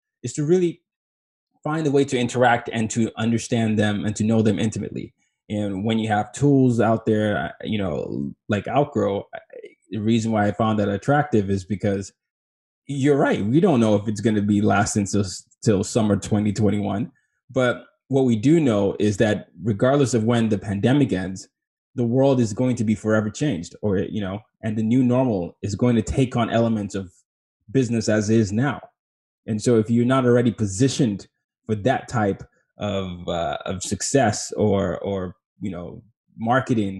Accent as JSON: {"language": "English", "country": "Nigeria", "said": "I'm Nigerian"}